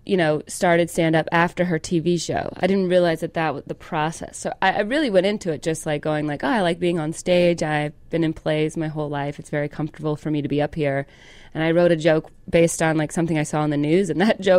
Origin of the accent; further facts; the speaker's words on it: Calhoun, Georgia, United States; moved away; Southern, I'm from Calhoun, Georgia. Calhoun. We have a Nike outlet.